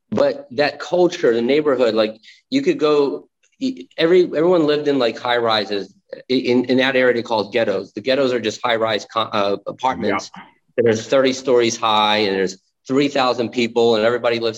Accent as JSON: {"language": "English", "region": "New Jersey", "country": "United States", "tie": "born or raised there", "also_born_or_lived": "Ukraine", "moved": "as an adult", "lives_now": "Phoenix, United States", "said": "I grew up in New Jersey in the East Coast"}